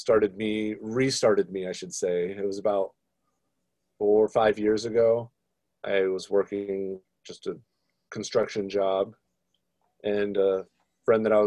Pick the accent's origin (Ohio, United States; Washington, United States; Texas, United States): Washington, United States; Seattle; also born or lived in California / Oregon; I've been in Seattle for 24 years of my 37 years alive